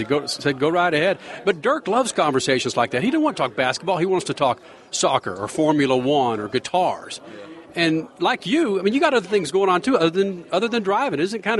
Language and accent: English; Dallas, Texas, United States; I'm from Dallas